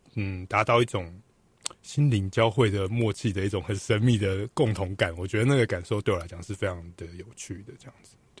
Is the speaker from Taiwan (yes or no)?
yes; Taiwan; 我们台湾人